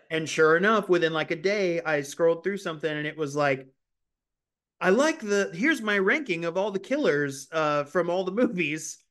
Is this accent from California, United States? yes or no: yes; California, United States; moved away; this is something that I grew up doing in California, too